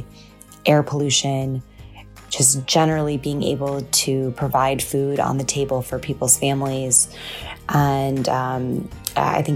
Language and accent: English; Michigan, United States; now in New York City, United States; I am an Iranian-American. I was born in Michigan and now live in New York City